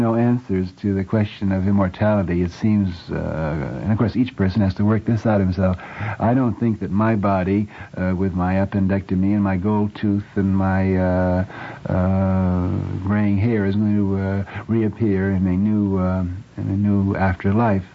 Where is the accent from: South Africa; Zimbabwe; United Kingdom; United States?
United States; I'm simply an American of Irish descent